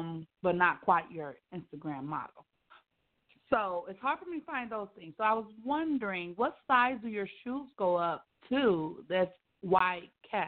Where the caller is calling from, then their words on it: Atlanta, Georgia, United States; I'm the owner of Peacefully Made by …, and I am calling from Atlanta, Georgia.